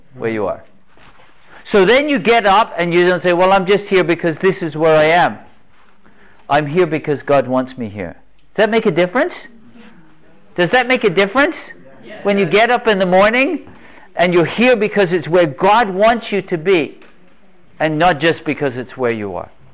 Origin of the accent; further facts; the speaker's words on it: England, United Kingdom; moved away; also born or lived in North Carolina; I grew up in England. Grew up in England, a little island off the coast of Europe.